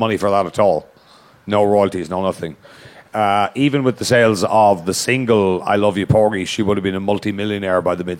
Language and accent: English; Ireland; as an Irish person